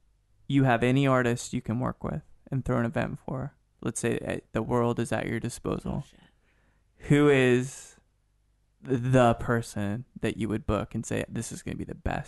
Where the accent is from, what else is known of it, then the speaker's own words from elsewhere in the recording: United Kingdom; A Brit guy or a... I'm a Brit guy.